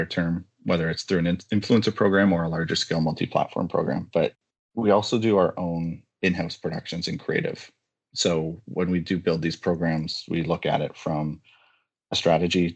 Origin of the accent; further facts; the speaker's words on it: Ajax, Ontario, Canada; also born or lived in Scarborough, Ontario / Sudbury, Ontario; now in Whitby, Canada; Born in Scarborough, but grew up in Ajax, Ontario, for the better part of my current life. And now I'm in Whitby, Ontario